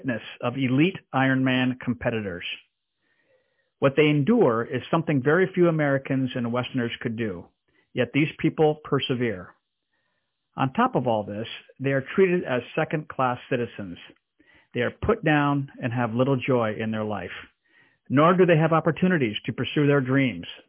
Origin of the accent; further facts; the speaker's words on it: DR Congo; born or raised there; moved away